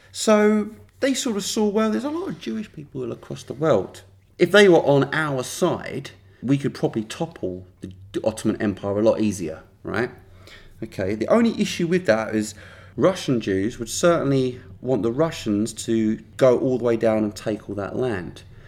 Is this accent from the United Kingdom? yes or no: yes; United Kingdom